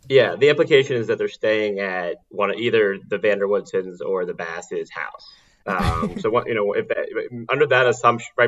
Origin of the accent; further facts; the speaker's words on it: New York City, New York, United States; I I grew up in New York City on the Upper East Side